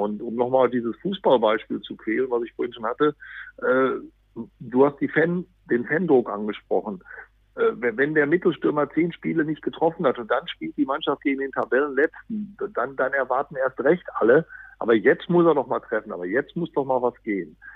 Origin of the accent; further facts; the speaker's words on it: Dortmund, North Rhine-Westphalia, Germany; als Dortmunder